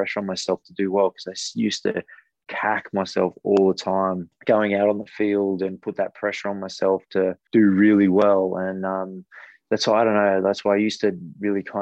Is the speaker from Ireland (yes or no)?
no; Newcastle, New South Wales, Australia; I grew up in Newcastle